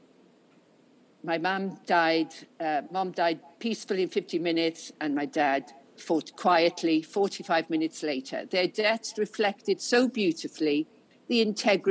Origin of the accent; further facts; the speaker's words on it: the Welsh Valleys, Wales, United Kingdom; moved away as an adult; now in London, United Kingdom; I've lived all my life, working life in London, I came originally from Wales, from the Welsh Valleys, you know, father a miner